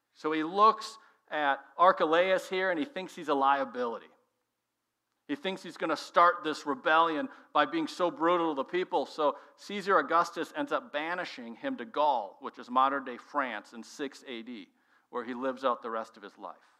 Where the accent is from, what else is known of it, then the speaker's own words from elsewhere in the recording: Minnesota, United States; moved away as an adult; also born or lived in Illinois; my wife and I are born and raised there